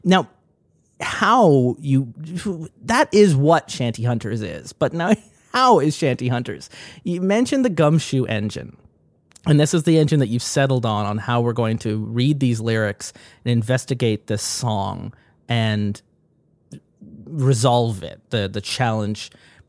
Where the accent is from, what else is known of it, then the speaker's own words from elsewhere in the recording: Ireland; born there; I mentioned just before we started recording, I was born in Ireland. My family still lives in Ireland